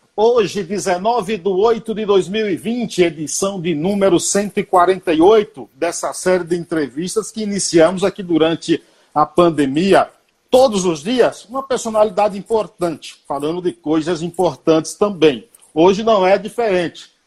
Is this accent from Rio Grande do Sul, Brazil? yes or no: no; Bahia, Brazil; moved away; quando eu vou para Bahia, que eu sou baiano